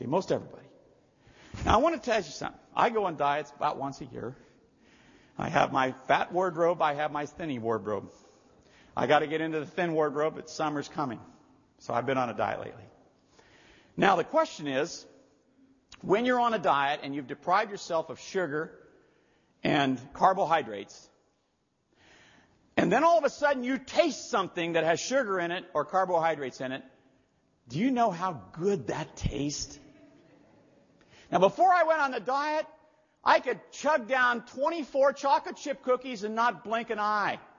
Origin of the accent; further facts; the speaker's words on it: Montana, United States; also born or lived in Ohio; now in Hawaii, United States; I came from Montana and Ohio. Personally, I liked it in Montana.